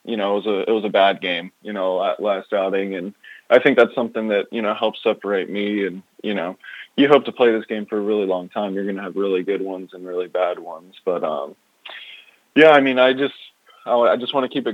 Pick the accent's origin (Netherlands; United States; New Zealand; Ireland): United States; Chesapeake, Virginia; I grew up in Chesapeake, Virginia